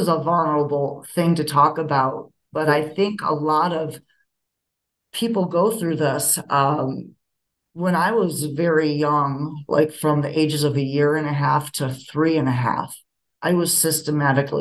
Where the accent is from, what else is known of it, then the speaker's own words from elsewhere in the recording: Rochester, New York, United States; now in Denver, United States; I was born in Rochester, New York